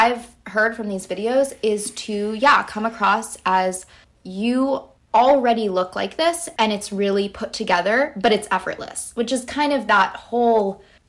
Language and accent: English; New York City, New York, United States; even though we're both from Brooklyn, New York, but both on the East Coast.